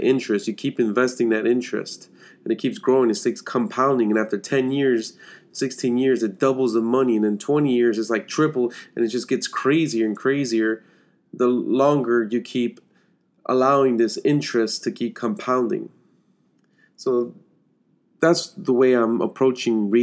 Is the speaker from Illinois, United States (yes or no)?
yes; Chicago, Illinois, United States; I'm from Chicago